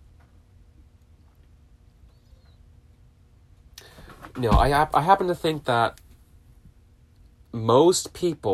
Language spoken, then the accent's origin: English; Southern California, United States; growing up in SoCal, in my adolescent teen years